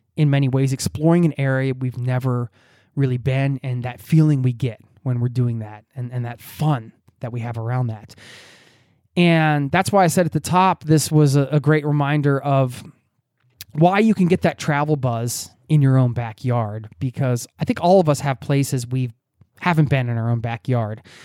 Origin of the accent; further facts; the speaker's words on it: United States; moved away as an adult; now in Norway; I'm just going back to my home country as an expat abroad